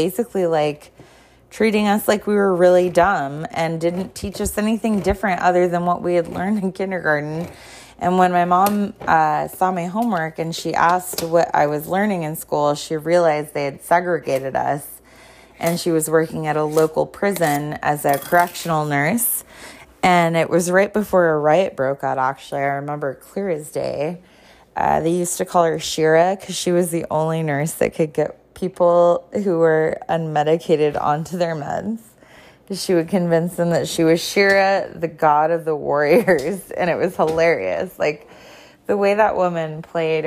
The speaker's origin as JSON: {"language": "English", "region": "Southern California", "country": "United States", "tie": "born or raised there", "also_born_or_lived": "Ojai, California / Santa Barbara, California / Chula Vista, California / San Diego, California", "said": "I grew up in SoCal when I lived with my grandfather"}